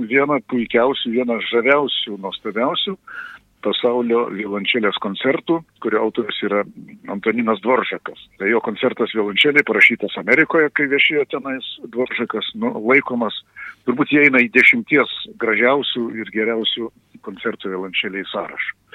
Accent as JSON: {"language": "Lithuanian", "country": "Lithuania", "said": "aš esu lietuvis ir kalbu lietuviškai"}